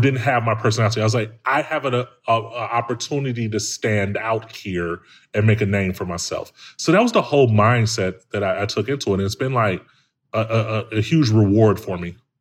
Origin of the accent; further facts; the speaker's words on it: Chicago, Illinois, United States; I'm from, I'm from Chicago, man, like, from the hood